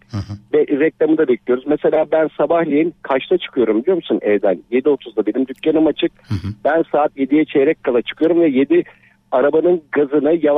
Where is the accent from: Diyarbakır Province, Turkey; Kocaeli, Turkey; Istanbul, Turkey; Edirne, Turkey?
Kocaeli, Turkey; İzmit; also born or lived in Artvin; ben Artvinliyim. 3 e, üç yaşında İzmit'e taşınmışız.